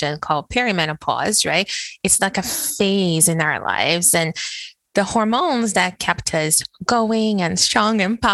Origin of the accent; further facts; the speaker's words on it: Brazil; moved away as an adult; being born and raised in Brazil